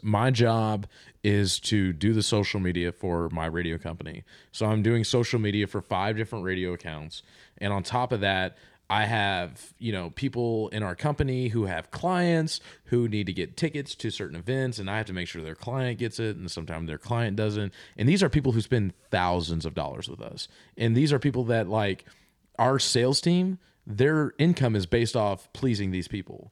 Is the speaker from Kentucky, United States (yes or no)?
yes; Kentucky, United States; moved away as an adult; now in Nashville, United States; I'm I'm from Kentucky and I l- currently live and work in Nashville